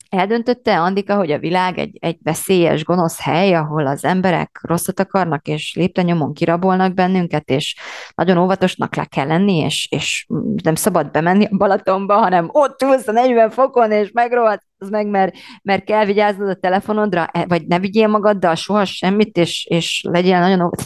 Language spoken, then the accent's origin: Hungarian; Romania; moved away as an adult; now in Hungary; én Romániában nőttem fel, körülbelül nem is tudom, 20 éves koromig